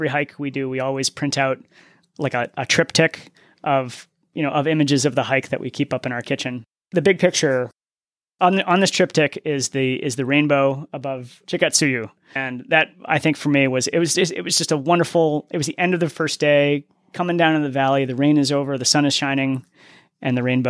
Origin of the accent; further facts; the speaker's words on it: New England, United States; And I'm from New England, so I've seen the New England foliage and how awesome that can be.